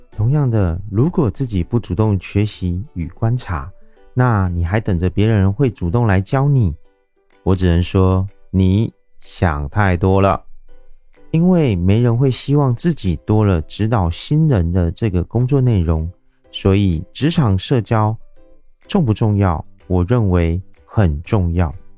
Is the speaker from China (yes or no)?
no; Taiwan; 我是一位来自台湾喜欢旅行与热爱交朋友的牙龈